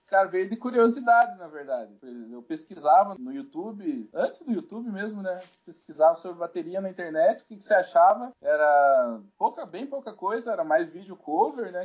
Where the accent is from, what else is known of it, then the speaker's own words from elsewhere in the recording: South Region, Brazil; accent: southern (sotaque do sul), caipira; Sou muito caipira. Desculpa aí quem tá ouvindo esse sotaque aqui do sul